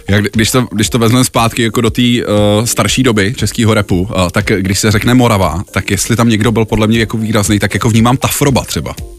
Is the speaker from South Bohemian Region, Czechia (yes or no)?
no; Prague, Czechia; jsem Pražák